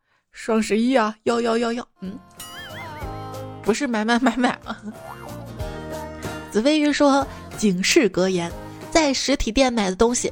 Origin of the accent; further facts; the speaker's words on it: Guangdong, China; 我作为一个广东人，我的普通话有那么普通吗？